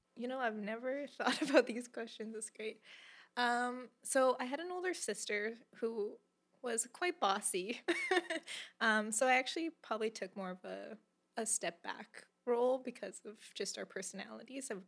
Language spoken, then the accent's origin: English; Calgary, Alberta, Canada; I was born and raised in Calgary, Alberta